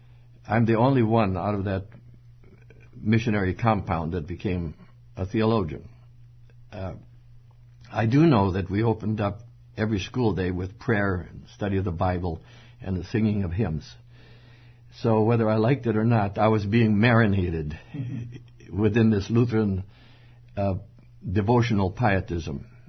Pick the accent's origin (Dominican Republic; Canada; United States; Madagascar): Madagascar; And I was 1 year old, actually, when they dragged me out there. And growing up in Madagascar, one word was upon my consciousness, and it was the word elsewhere.